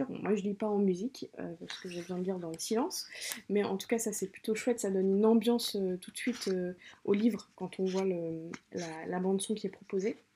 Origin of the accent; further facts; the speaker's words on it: Sartrouville, Île-de-France, France; à Sartrouville, qui est une ville, la ville où j'ai grandi, qui est dans les Yvelines, en région parisienne.